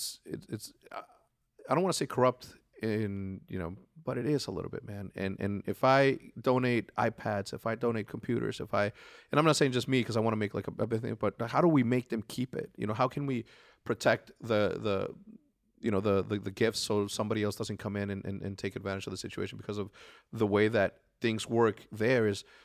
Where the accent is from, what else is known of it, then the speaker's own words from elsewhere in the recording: Juarez, Chihuahua, Mexico; I want to go back and redo the school that I grew up in Juarez, Mexico.